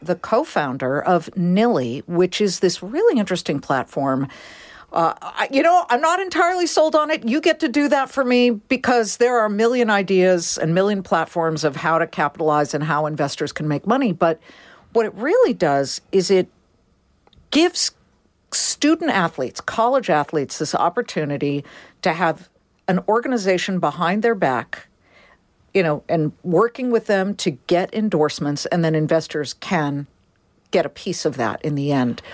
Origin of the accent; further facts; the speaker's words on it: California, United States; also born or lived in Boston; I'm a Californian